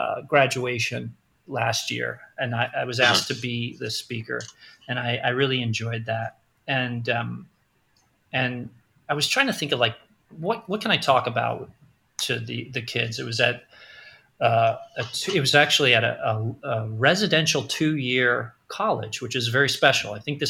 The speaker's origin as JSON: {"language": "English", "town": "Queens", "region": "New York", "country": "United States", "tie": "born or raised there", "said": "there's a picture of the apartment that I grew up in Queens right on the wall when you walk in the door."}